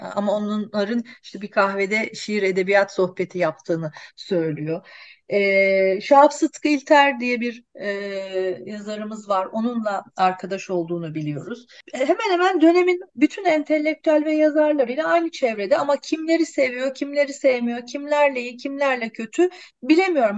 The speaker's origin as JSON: {"language": "Turkish", "region": "Ankara", "country": "Turkey", "tie": "born or raised there", "moved": "yes", "said": "aslında benim çocukluğum Ankara'da geçti."}